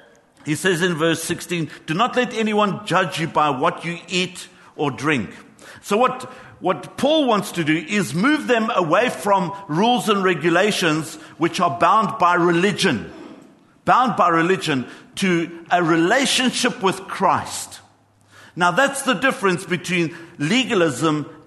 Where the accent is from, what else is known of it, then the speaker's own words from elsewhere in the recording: Johannesburg, Gauteng, South Africa; I grew up in Johannesburg